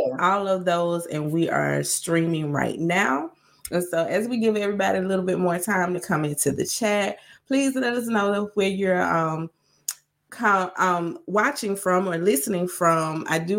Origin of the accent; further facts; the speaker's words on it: the South, United States; And since we're from the South, we want to give a big shout out to all of the students, alumni, and fans of the University of Georgia.